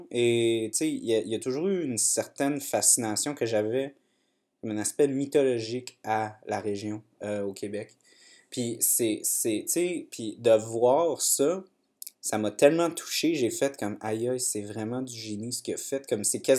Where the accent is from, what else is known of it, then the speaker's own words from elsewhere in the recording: Saint-Hubert, Wallonia, Belgium; Moi, je viens de Saint-Hubert.